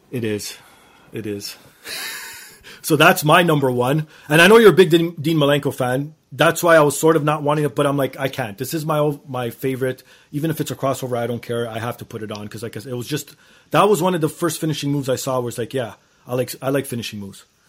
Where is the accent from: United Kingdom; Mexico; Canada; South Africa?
Canada; being Canadian